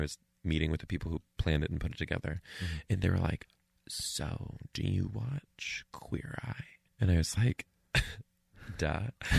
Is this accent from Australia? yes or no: no; Canada; I'm a Canadian. I would love a Netflix special.